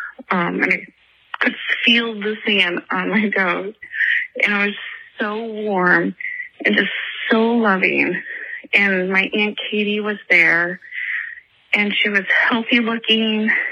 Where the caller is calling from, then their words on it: Greece, New York, United States; I'm calling from Greece, New York.